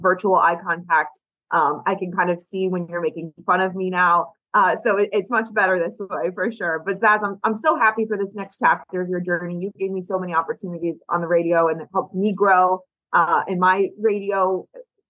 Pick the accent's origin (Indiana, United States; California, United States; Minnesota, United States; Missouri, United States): Missouri, United States; St. Louis; moved away; I'm from St. Louis, so I know a lot of Bears fans.